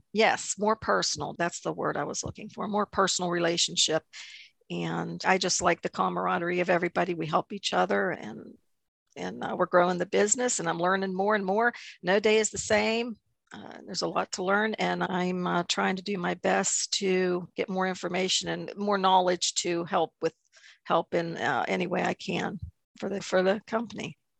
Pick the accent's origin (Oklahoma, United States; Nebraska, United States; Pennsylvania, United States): Pennsylvania, United States; New Eagle; I am from New Eagle, about 25 miles south of Pittsburgh, little town of New Eagle